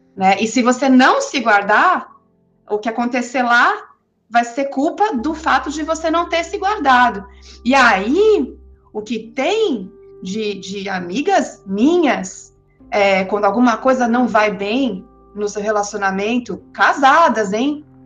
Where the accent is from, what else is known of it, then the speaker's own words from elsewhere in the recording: São Paulo, Brazil; de São Paulo, que é de onde eu sou